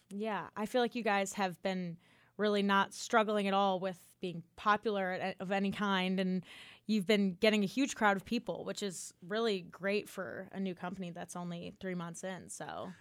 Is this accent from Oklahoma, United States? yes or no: no; Chicago, Illinois, United States; now in Auburn, United States; I'm also from the north, too. I'm from Chicago